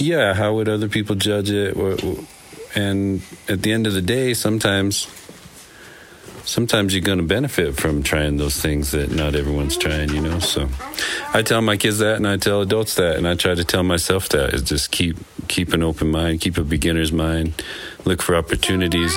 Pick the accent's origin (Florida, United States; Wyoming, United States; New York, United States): Wyoming, United States; Green River; now in Taos County, New Mexico, United States; I grew up in Green River, Wyoming